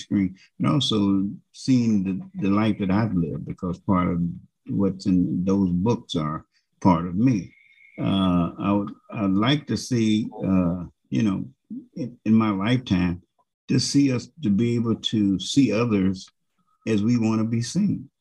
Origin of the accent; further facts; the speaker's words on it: United States; I'm an American